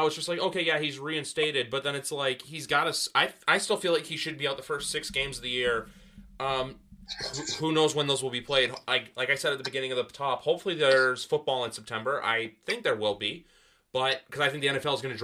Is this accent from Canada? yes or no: yes; Canada; I'm from Canada